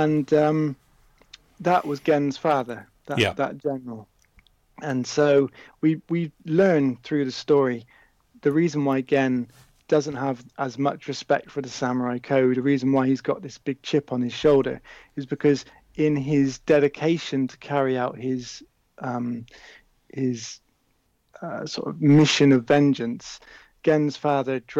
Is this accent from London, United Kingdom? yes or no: no; just outside Bristol, South West England, United Kingdom; I grew up just outside Bristol